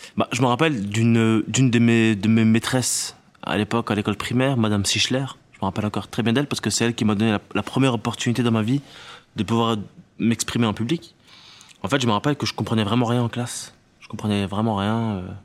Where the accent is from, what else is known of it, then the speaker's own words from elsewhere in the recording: Tunisia; moved away; je viens de Tunisie et j'y vais très souvent, et surtout, j'étais à l'école là-bas quand j'étais plus petit